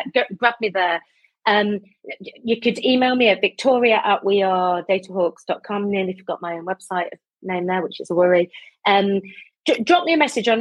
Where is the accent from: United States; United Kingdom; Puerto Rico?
United Kingdom; Midlands; also born or lived in South London; now in London, United Kingdom; I'm from the Midlands originally. I live in South London